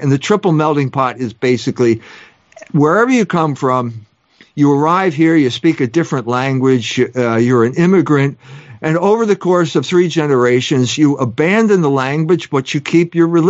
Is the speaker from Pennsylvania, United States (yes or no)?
yes; Philadelphia, Pennsylvania, United States; And I grew up in Philadelphia. And he was a Protestant, and I'm a Catholic.